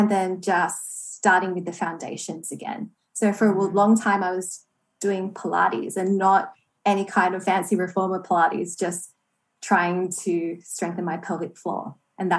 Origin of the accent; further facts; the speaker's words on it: Australia; also born or lived in Toronto, Canada; Born and raised in Australia